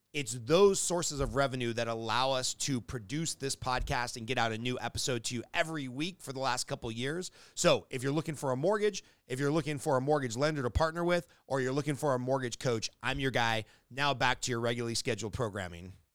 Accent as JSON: {"language": "English", "region": "Southern California", "country": "United States", "tie": "born or raised there", "said": "born and raised in Southern California"}